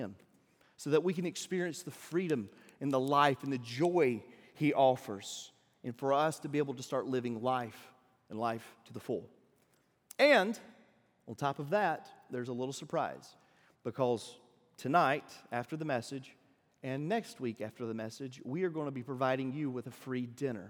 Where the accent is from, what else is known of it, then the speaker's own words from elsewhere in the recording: Deep South, United States; I don't know if you can tell by my accent, but I'm from the deep south